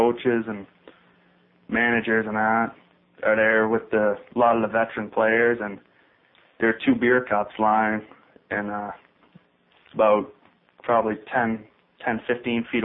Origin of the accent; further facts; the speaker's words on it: Tilbury, Ontario, Canada; Well, I grew up in Tilbury